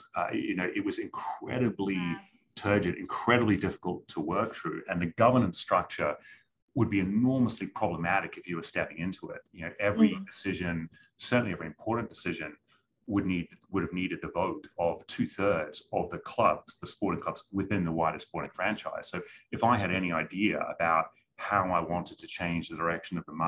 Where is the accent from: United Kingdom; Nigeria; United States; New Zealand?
New Zealand; moved away; I'm originally from New Zealand